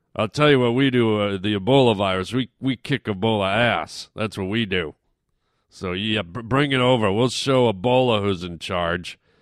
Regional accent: Canada; moved away; I grew I grew up in Canada

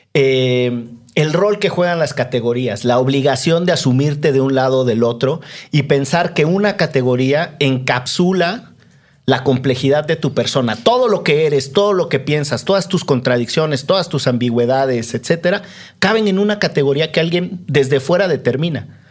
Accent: Orizaba, Veracruz, Mexico; crecí en Orizaba, donde es extraordinariamente húmedo

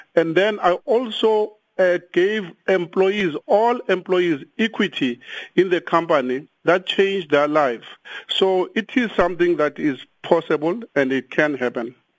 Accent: South Africa; We are all South Africans

